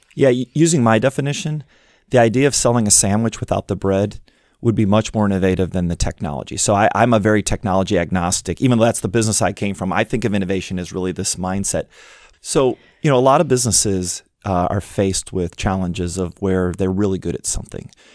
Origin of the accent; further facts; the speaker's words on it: Midwest, United States; moved away; growing up in the Midwest